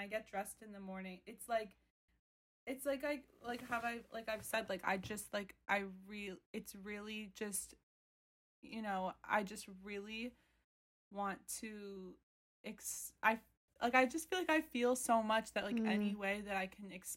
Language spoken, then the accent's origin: English; Philadelphia, Pennsylvania, United States; moved away as an adult; now in New York, United States; I was born and raised in Philadelphia.